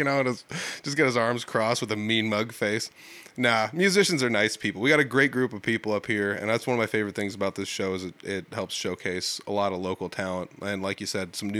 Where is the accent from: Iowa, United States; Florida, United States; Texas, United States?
Iowa, United States; Humboldt; It's right in my hometown. I grew up here in Humboldt.